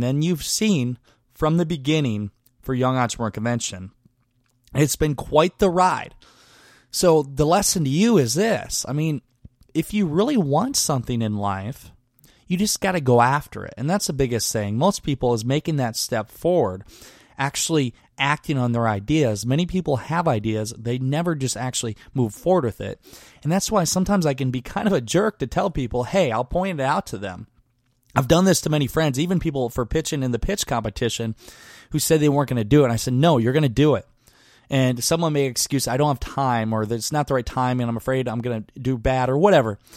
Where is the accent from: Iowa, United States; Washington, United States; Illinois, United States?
Iowa, United States; Garnavillo; moved away; my hometown of Garneville, Iowa